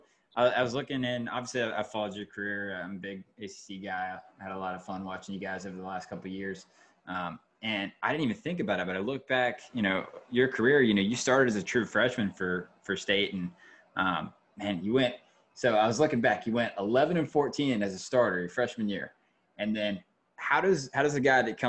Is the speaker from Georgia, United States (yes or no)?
yes; Georgia, United States; moved away as an adult; now in North Carolina, United States; I'm from Georgia. I moved up here a couple of years ago